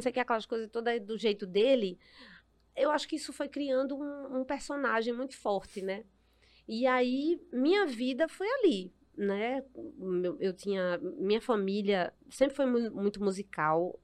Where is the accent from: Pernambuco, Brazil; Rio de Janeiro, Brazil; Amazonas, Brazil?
Pernambuco, Brazil; Recife; minha infância foi toda na, em Casa Amarela, né? Uhum. No Alto do Mandu